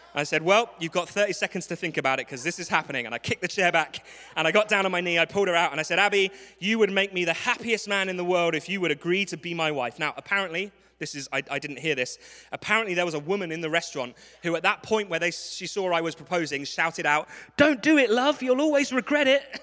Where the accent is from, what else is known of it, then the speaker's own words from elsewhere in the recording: London, United Kingdom; accent: English; I am from London. This is not a speech impediment. This is an English accent.